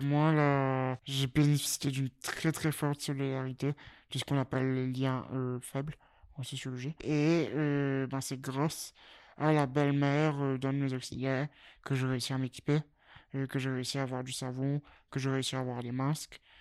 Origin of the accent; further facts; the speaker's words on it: Mauritius; moved away as an adult; now in Lille, France; J'ai vécu donc 17 euh, années euh, à l'île Maurice, chez mes parents, et me voilà à Lille depuis 4 ans et demi